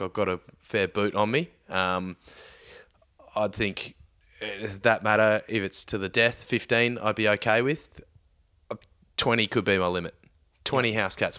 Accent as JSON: {"language": "English", "region": "Victoria", "country": "Australia", "tie": "born or raised there", "said": "I grew up in Victoria"}